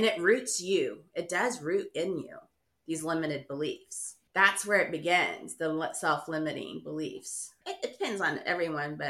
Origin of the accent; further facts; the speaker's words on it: Houston, Texas, United States; I grew up in Houston